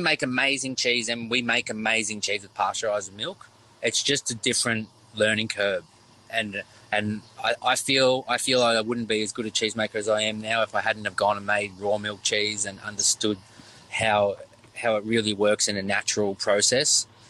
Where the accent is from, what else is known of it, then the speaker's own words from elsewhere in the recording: Victoria, Australia; I'm from the Yarra Valley, so I worked at the Yarra Valley Dairy for many years, and that's where it started as a young passion.